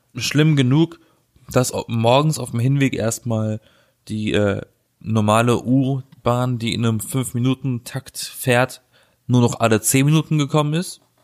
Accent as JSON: {"language": "German", "area": "Black Forest", "region": "Baden-Württemberg", "country": "Germany", "moved": "yes", "lives_now": "Berlin, Germany", "said": "weil bei uns im Schwarzwald wird das ja auch gemacht"}